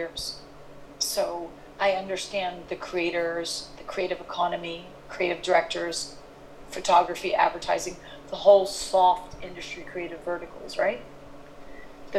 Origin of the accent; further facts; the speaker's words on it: New York City, New York, United States; also born or lived in London; I am from New York City